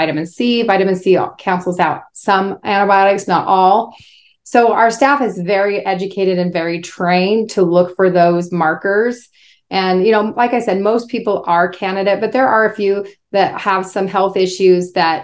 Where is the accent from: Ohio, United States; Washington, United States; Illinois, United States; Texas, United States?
Washington, United States; Spokane; I was raised in Spokane, Washington